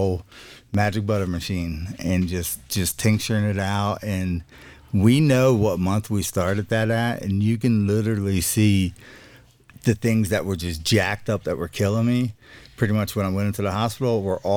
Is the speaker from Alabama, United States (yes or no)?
yes; South Alabama, United States; I'm from South Alabama, like around the beach area, a little bit more open minded than the rest of the state